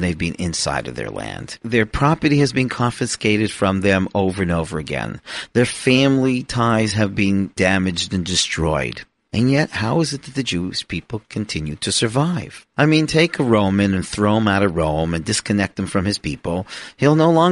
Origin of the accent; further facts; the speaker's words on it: Toronto, Ontario, Canada; I am a Canadian who was born in Toronto to the family of Aaron